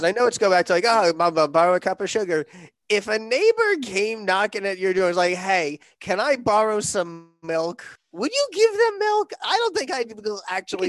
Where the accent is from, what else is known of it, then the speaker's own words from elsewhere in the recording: Connecticut, United States; growing up in Connecticut